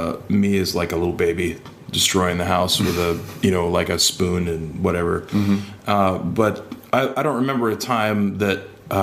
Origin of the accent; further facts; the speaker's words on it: Detroit, Michigan, United States; also born or lived in Chicago / Des Moines / Maryville; Well, I was born in Chicago and then moved to Detroit and lived in like Detroit and surrounding suburbs, Plymouth, Livonia, Northville. And then I went to high school in Des Moines